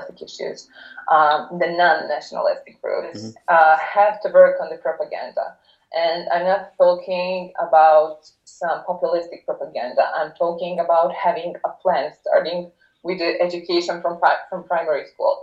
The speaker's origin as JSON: {"language": "English", "town": "Pljevlja", "region": "Pljevlja Municipality", "country": "Montenegro", "tie": "born or raised there", "said": "my favorite place in Montenegro is my hometown, Pjevlja."}